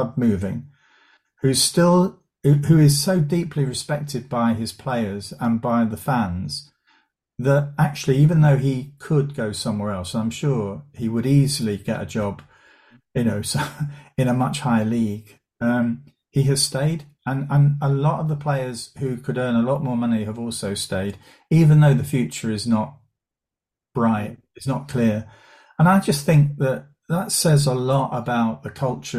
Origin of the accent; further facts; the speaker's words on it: Southend-on-Sea, East of England, United Kingdom; I grew up in Essex and went to a secondary school in Southend.